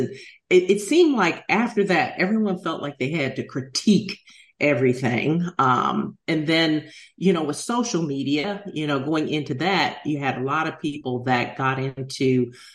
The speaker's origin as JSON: {"language": "English", "town": "Washington", "region": "District of Columbia", "country": "United States", "tie": "born or raised there", "said": "I grew up in Washington, D.C."}